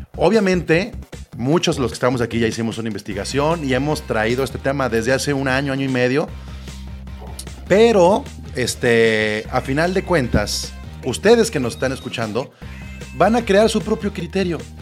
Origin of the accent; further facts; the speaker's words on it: Mexico; como mexicanos, latinoamericanos